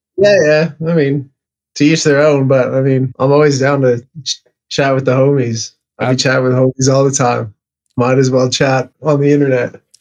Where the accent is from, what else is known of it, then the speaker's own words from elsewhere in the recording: Canada; I'm Canadian